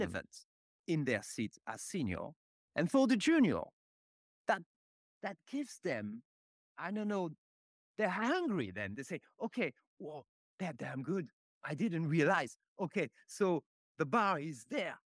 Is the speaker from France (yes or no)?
yes; Paris, Île-de-France, France; born and raised, uh, in Paris.